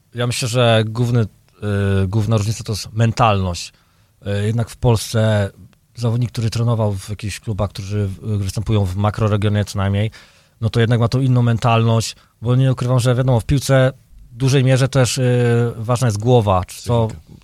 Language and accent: Polish; Dębica, Subcarpathian Voivodeship, Poland; now in Chicago, United States; ja pochodzę z Dębicy, urodzony w Dęb również w Dębicy, także e, obok stadionu Wisłoki dosłownie 50 metrów, wychowany od małego